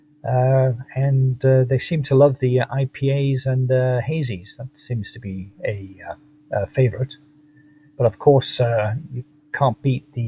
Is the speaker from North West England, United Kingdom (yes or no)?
yes; Manchester, North West England, United Kingdom; moved away as an adult; also born or lived in Los Angeles, United States; now in Tokyo, Japan; I'm originally from Manchester, England, but lived in the US for 33 years.